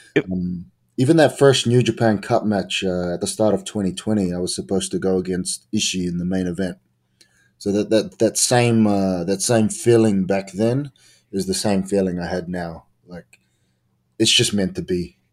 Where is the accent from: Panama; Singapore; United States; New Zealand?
New Zealand; I'm from New Zealand